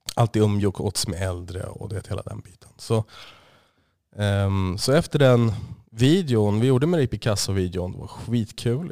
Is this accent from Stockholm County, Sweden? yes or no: yes; Stockholm, Stockholm County, Sweden; also born or lived in Osby, Skåne; jag är ursprungligen jag är från Stockholm. Född och uppvuxen. Det är största del i Stockholm.